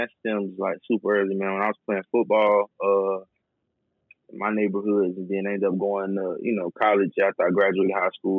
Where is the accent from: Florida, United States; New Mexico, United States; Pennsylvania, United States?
Florida, United States; Tampa; Growing up in Tampa was, I mean, it's a lot of people get a lot of different things, man. For me personally, it was a lot more quiet than a lot of people would say.